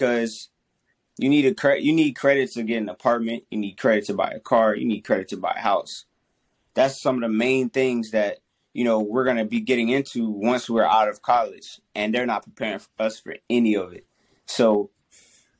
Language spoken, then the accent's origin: English; Covington, Louisiana, United States; I'm from Covington, Louisiana